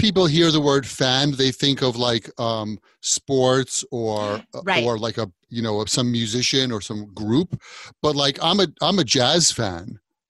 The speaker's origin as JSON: {"language": "English", "region": "New York", "country": "United States", "said": "I'm a New Yorker. I'm across the ocean or the pond, as they say, from England."}